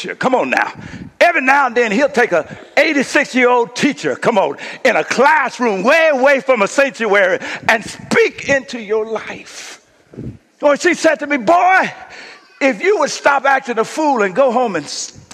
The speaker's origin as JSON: {"language": "English", "country": "United States", "tie": "born or raised there", "moved": "yes", "said": "I went home to Kashada, my hometown"}